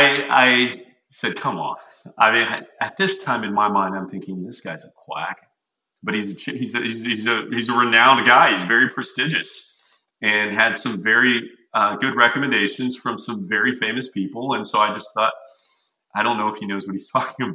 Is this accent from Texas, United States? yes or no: yes; Texas, United States; I'm from Texas. I'm a meat and potatoes guy